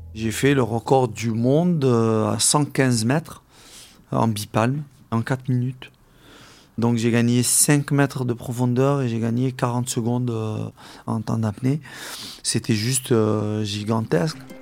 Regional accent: Algeria; now in France; La moitié de mes camarades de classe euh, avec qui j'ai grandi en Algérie

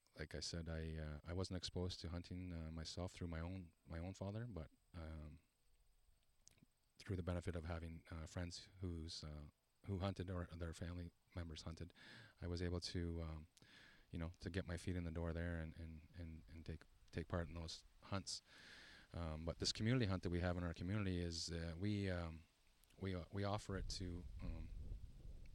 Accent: Shawanaga First Nation, Ontario, Canada; I'm from Shawanaga First Nation. I am Ojibwe

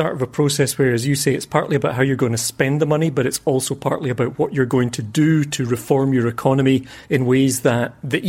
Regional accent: Scotland, United Kingdom; we'll take a virtual tour of my hometown to explore the huge shift in Scottish politics that's taken place in recent years.

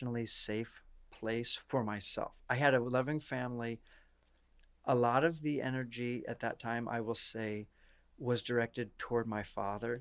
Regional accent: Iowa, United States; from Iowa. I'm from Iowa

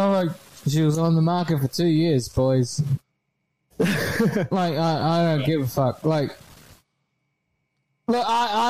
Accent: Australia; as an Australian

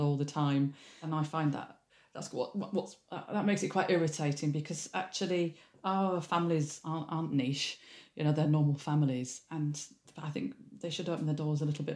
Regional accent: Leeds, Yorkshire and the Humber, United Kingdom; moved away; I'm from Leeds originally

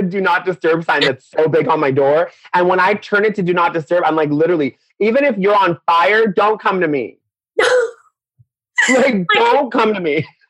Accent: Orange County, California, United States; also born or lived in Iran; Yeah, so I was born in Orange County. And then when I was 8, I went back to Iran for 2 years with my parents. They wanted me to see the culture. So I went to Persian school

